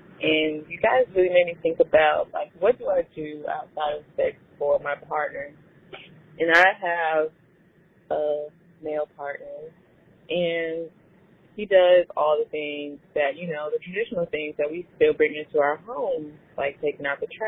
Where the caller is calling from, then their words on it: Atlanta, Georgia, United States; I'm calling from Atlanta.